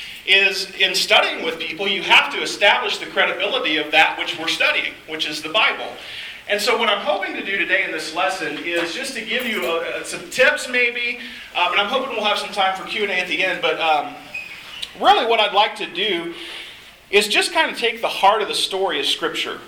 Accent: Arkansas, United States; moved away as an adult; now in San Francisco, United States; I grew up around Arkansas, and so this is kind of my home stomping grounds, even though we call the West Coast home now

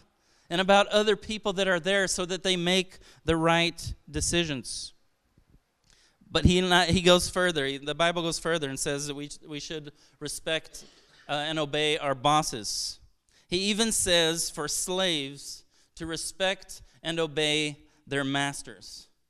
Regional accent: Brazil; I'm originally from Brazil. My parents are missionaries there.

